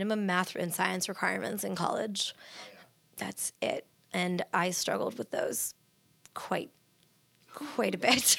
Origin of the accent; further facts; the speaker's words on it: Northern California, United States; also born or lived in Orange County, California; I grew up in Northern California. I lived for 10 years in Southern California